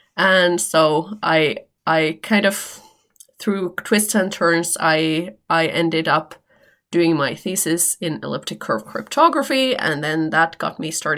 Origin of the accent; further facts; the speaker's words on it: Helsinki, Uusimaa, Finland; English is a second language; from Finland. I live in Helsinki, Finland